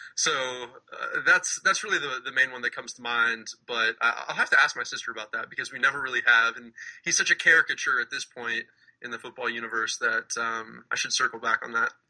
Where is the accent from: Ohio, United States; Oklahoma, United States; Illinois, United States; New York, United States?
Ohio, United States; Dublin; also born or lived in New Jersey; when I was younger, I moved from New Jersey to Ohio right around first grade